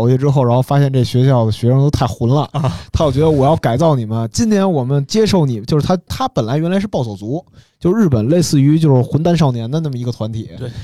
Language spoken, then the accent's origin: Chinese; Beijing, China; 小时候就在隆福寺